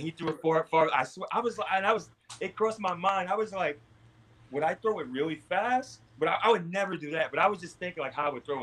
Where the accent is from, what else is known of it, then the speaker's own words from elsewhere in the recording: New York City, New York, United States; I'm from Queens. I'm from Queens